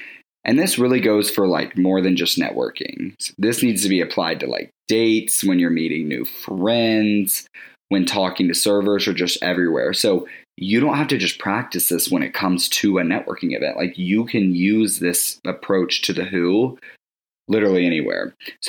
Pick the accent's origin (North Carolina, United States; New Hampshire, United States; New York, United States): North Carolina, United States; Winston-Salem; I was born and raised in Winston-Salem, North Carolina, so I have Southern roots that really speak to my nurturing and introverted character.